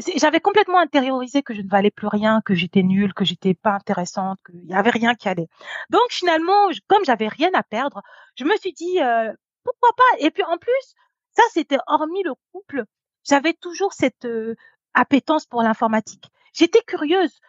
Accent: Normandy, France; J'ai grandi en Normandie

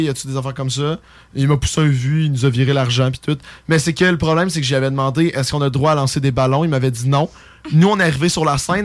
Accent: Lévis, Quebec, Canada; Je suis gay et je viens de Lévis

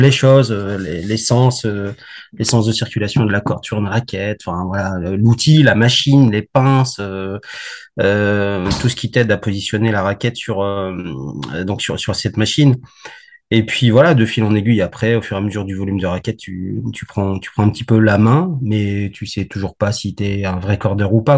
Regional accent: Valenciennes, Hauts-de-France, France; je suis du Nord, je suis né à Valenciennes

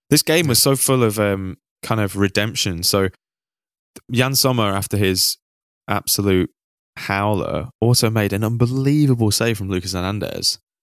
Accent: Manchester, North West England, United Kingdom; So I grew up in Manchester. I actually grew up not too far from Withenshaw.

